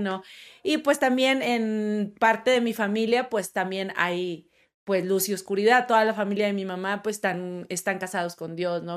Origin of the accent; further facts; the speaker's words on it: Monterrey, Nuevo León, Mexico; moved away as an adult; now in Mexico City, Mexico; nunca había viajado a otra ciudad, yo nada más en Monterrey